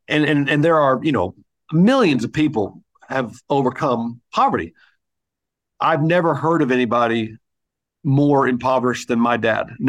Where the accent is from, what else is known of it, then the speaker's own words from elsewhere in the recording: Hawaii, United States; born there; also born or lived in Indiana; I'm not a pure military brat, but I was born in Hawaii because he was in Vietnam.